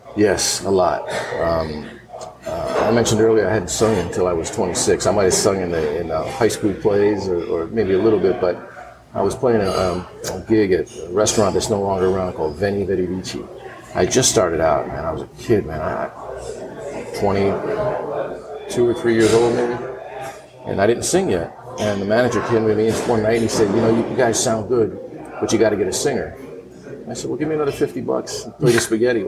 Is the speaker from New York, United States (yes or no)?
yes; New York, United States; now in Atlanta, United States; when I was growing up in New York